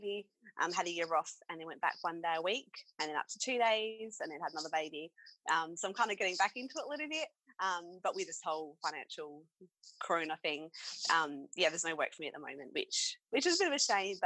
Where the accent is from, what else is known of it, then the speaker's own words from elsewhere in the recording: Adelaide, South Australia, Australia; I'm from Adelaide